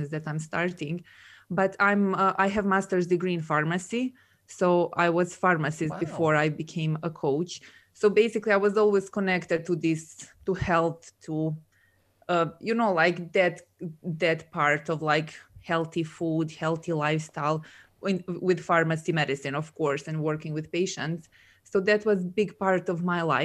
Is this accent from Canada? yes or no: no; Serbia; moved away as an adult; also born or lived in Dubai; now in Scotland, United Kingdom; I'm originally from Serbia